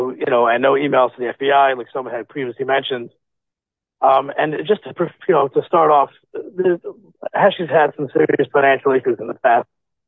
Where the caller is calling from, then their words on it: Lakewood, New Jersey, United States; Fine, from Lakewood, New Jersey.